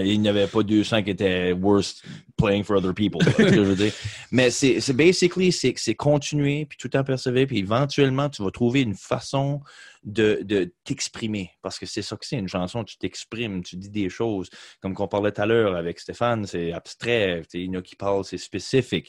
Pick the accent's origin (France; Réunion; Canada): Canada; Beresford, New Brunswick; j'ai grandi à Beresford